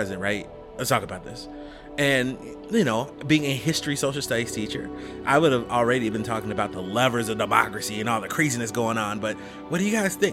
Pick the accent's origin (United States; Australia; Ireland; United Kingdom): United States; Chicago, Illinois; I am a Chicagoan